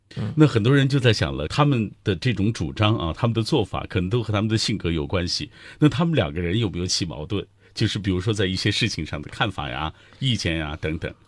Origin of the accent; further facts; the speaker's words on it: China; 我们中国人